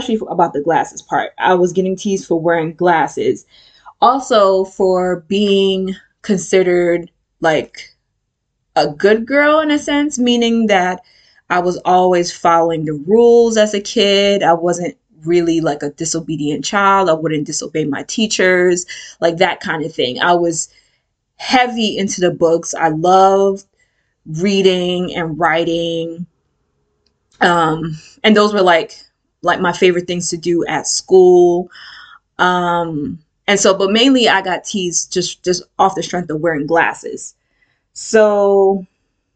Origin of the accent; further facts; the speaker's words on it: New York City, New York, United States; I was born and raised in the Bronx, specifically the South Bronx.